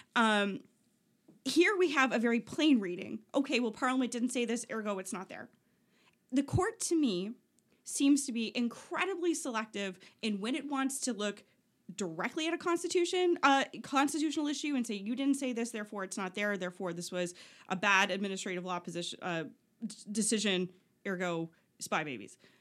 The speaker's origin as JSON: {"language": "English", "town": "Oshawa", "region": "Ontario", "country": "Canada", "said": "I'm from Oshawa"}